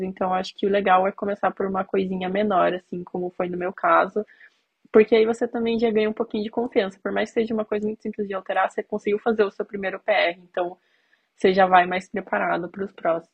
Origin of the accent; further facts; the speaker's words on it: Curitiba, Paraná, Brazil; Eu sou de Curitiba